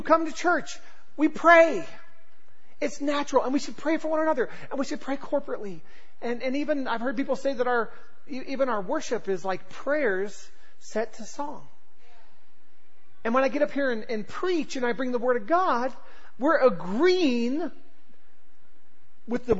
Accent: Southern California, United States; moved away as an adult; also born or lived in Oklahoma; growing up in Southern California

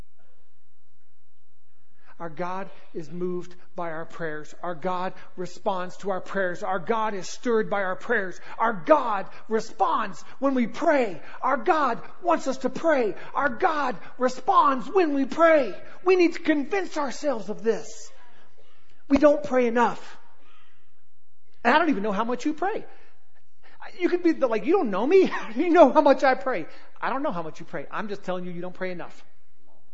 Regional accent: Southern California, United States; accent: Southern, like, surfer accent; also born or lived in North Carolina; I was born in North Carolina and raised in Southern California, so I've got this weird, like, Southern, like, surfer accent

